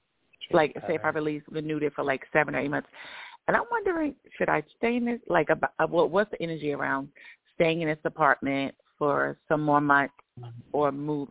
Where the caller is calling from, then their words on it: Georgia, United States; I'm still in Georgia.